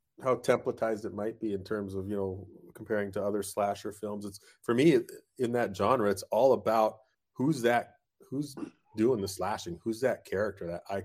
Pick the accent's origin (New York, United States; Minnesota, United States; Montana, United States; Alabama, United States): Montana, United States; I grew up in Montana doing a lot of camping and fishing and hunting, spent a lot of time in the mountains and the woods.